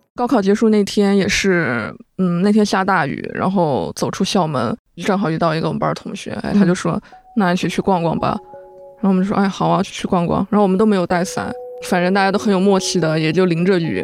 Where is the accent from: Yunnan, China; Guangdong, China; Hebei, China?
Yunnan, China; moved away as an adult; now in Beijing, China; 虽然我的家乡是云南